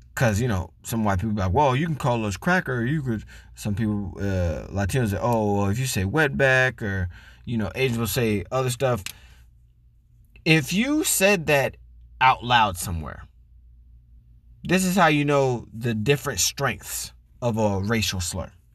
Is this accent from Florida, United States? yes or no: yes; Florida, United States; As a black man growing up in Florida